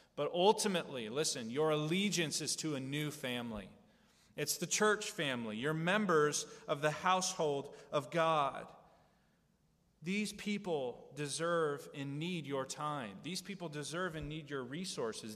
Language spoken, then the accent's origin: English; United States; we Americans